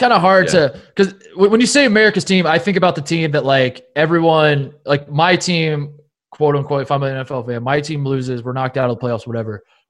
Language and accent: English; Indiana, United States; I'm growing up in Indiana